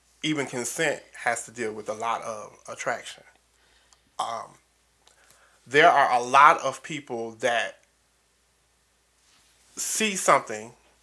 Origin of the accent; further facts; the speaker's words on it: Detroit, Michigan, United States; Even though I'm from Detroit, I have a southern upbringing